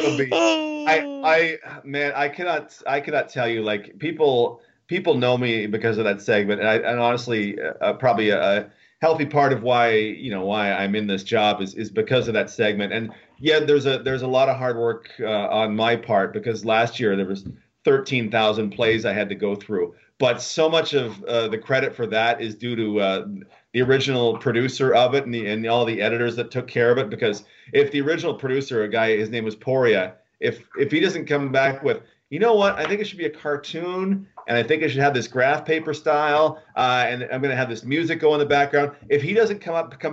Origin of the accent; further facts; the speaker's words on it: Alberta, Canada; moved away; also born or lived in Winnipeg, Manitoba; I grew up in Alberta, and yes, I'm from Winnipeg